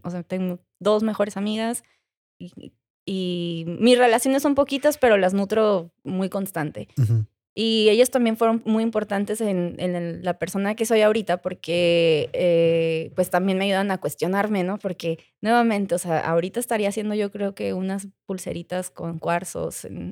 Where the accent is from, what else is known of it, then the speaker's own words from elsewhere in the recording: Mexico; mi inglés mexicano